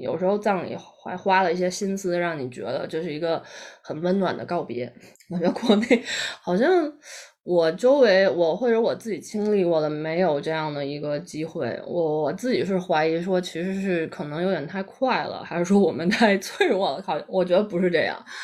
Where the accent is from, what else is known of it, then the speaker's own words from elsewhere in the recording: China; 我们中国人有一个，有一个观念是入土为安